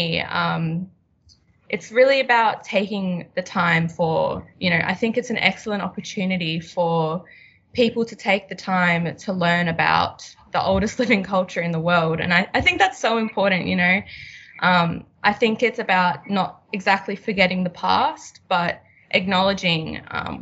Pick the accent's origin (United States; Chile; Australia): Australia; Townsville, Queensland; also born or lived in Melbourne; now in Brisbane, Australia; I was born in Melbourne, but I mainly grew up in Townsville, and I recently moved to Brisbane